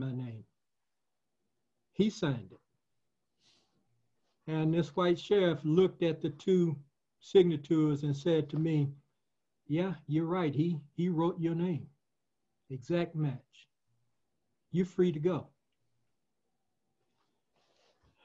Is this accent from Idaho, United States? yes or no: no; Camilla, Georgia, United States; also born or lived in Bainbridge, Georgia; then moved to Camilla, Georgia with my mother and father